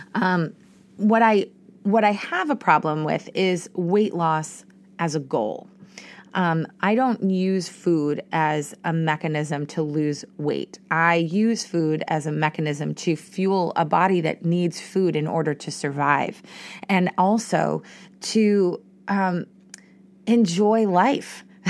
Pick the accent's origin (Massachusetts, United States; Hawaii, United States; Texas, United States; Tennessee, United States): Massachusetts, United States; Boston; I'm from Boston